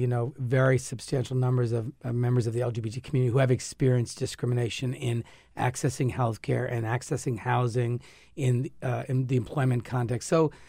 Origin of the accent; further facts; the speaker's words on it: Narragansett, Rhode Island, United States; I grew up in Narragansett, and I only learned about Weekapog like 10 years ago